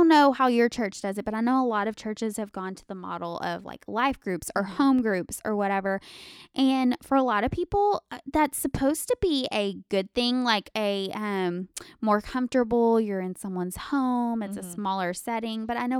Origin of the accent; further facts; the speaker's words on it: Alaska, United States; And I was like, I'm from Alaska. What?